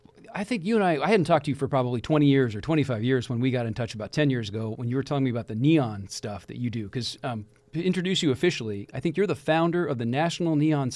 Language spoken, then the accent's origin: English; Kirkland, Washington, United States; also born or lived in Seattle; I don't live there now, but my hometown of Kirkland, Washington.